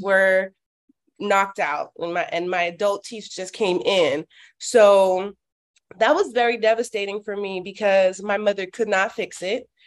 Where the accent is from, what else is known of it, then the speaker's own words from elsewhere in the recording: Miami, Florida, United States; also born or lived in Orlando, Florida; I was born and raised in Miami, Florida.